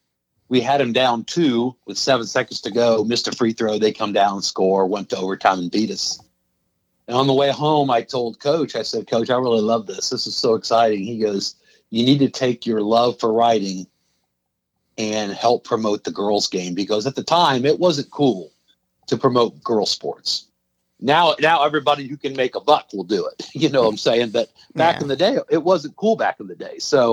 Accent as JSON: {"language": "English", "town": "Tipp City", "region": "Ohio", "country": "United States", "tie": "born or raised there", "said": "I grew up in Tip City, and I moved to a couple different places. And when my son was in kindergarten, I wanted to put him through the school system here. So I moved back and bought a home here in Tip and have been here since 2003."}